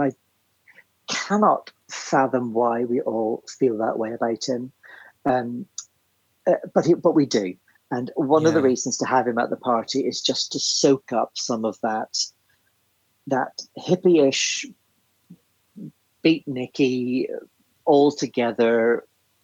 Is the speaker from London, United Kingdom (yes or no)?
no; Belfast, Northern Ireland, United Kingdom; I grew up in Belfast